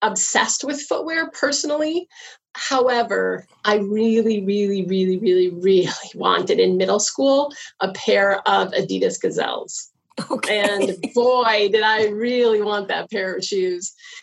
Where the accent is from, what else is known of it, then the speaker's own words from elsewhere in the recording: United States; moved away as an adult; now in Canada; I am from the States